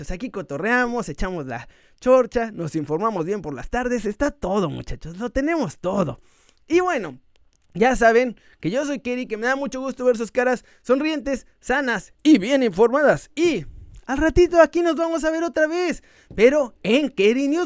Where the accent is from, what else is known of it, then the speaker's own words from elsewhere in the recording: Mexico; porque así somos los mexicanos y hay que dar ese er, esfuerzo, extra.